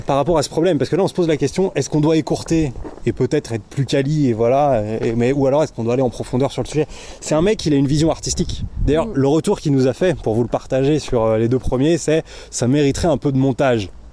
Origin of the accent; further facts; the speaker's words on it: Thônes, Auvergne-Rhône-Alpes, France; Thône, là où, là d'où je viens, parce qu'on est là pour parler de moi, eh ben, c'est le siège de Mobalpa